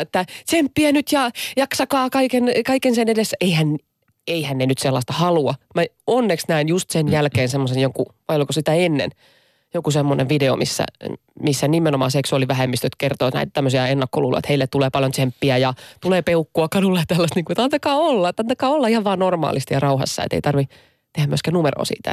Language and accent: Finnish; Lahti, Päijät-Häme, Finland; mä oon lähestä kotoisin